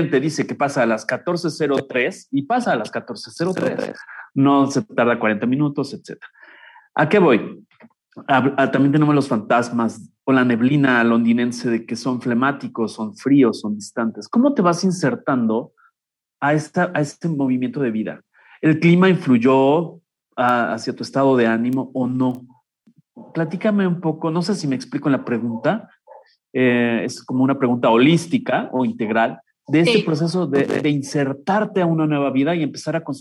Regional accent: Mexico; e ingresaste a un lugar donde a veces como latinos, como mexicanos, nos movemos con muchos tabúes, ¿no?

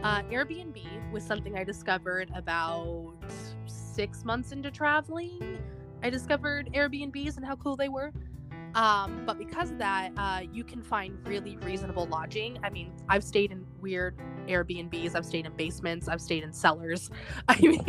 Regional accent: California, United States; I am from California.

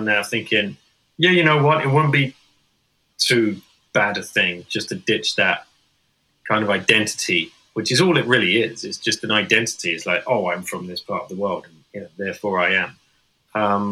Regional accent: England, United Kingdom; first language English; I'm English, you know, but people could guess that because I speak with a native tongue

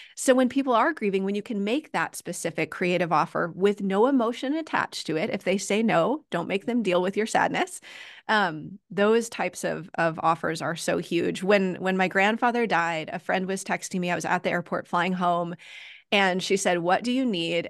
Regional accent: United States; I'm an American

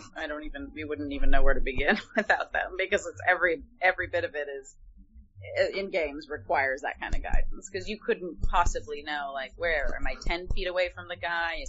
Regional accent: Toronto, Ontario, Canada; accent: Canadian; because I'm from Toronto, Canada originally. So I definitely, when I was a kid, had like slight hints of a Canadian accent.

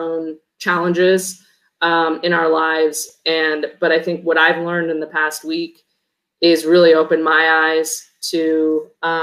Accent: Chicago, Illinois, United States; moved away as an adult; I grew up in Chicago.

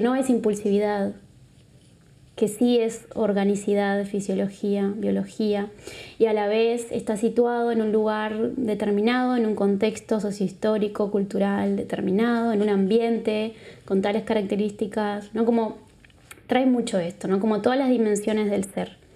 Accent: Uruguay; now in Barcelona, Spain; Soy de Uruguay, vengo de Uruguay. Creo que se me nota mucho

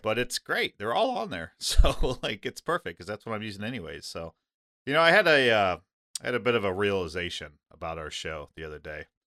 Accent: Midwest, United States; I grew up in the Midwest

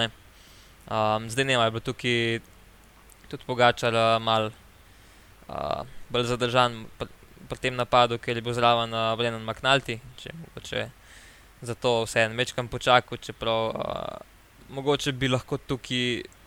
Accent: Slovenia

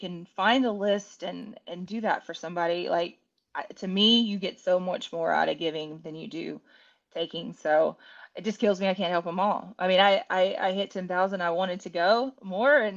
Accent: Winnie, Texas, United States; I'm from Winnie, Texas.

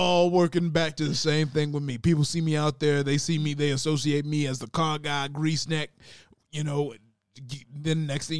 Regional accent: Spokane, Washington, United States; Where I'm from originally, that's pretty simple. I'm from Spokane, Washington.

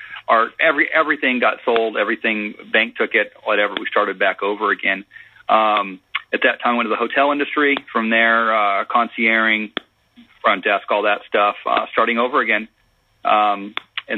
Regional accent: Phoenix, Arizona, United States; I am born and raised in Arizona. I was born in Phoenix, moved out to the western part of the state when I was about 18

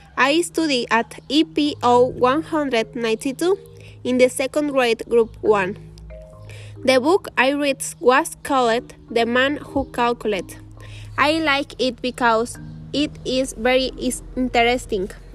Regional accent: Luvianos, State of Mexico, Mexico; English is a second language; I am from Lubianos, Mexico.

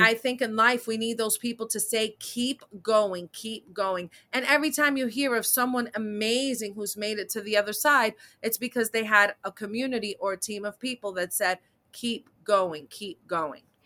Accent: New York City, New York, United States; I'm a New York City native, born and raised in Manhattan

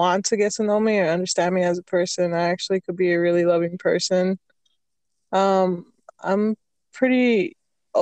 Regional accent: Arizona, United States; now in Utah, United States; I was born and raised in Arizona, but I'm currently in Utah

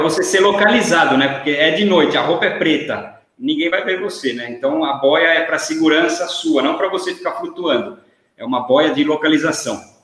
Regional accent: Brazil; moved away; Aqui, quando eu falo que eu sou brasileiro, os caras já me perguntam se eu sou do Rio

